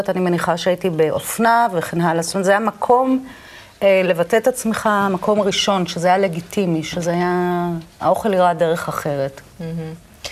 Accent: Israel; אני גדלתי בקיבוץ.

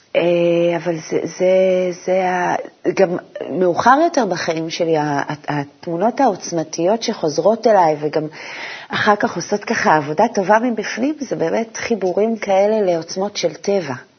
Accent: a moshav near Mount Gilboa, Northern District, Israel; גדלתי במושב, אה, ליד הגלבוע

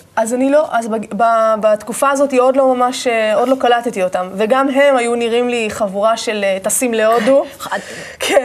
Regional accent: Manara, Northern District, Israel; born or raised there; moved away; also born or lived in Ashdod

